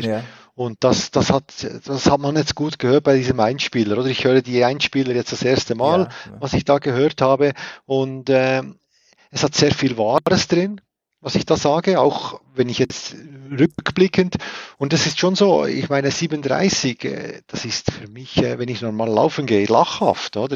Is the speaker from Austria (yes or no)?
no; Switzerland; bei uns in der Schweiz